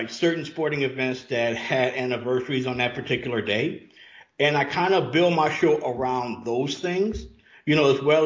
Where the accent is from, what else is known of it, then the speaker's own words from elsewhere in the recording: Louisiana, United States; now in Atlanta, United States; I live in Atlanta, but I grew up in Louisiana.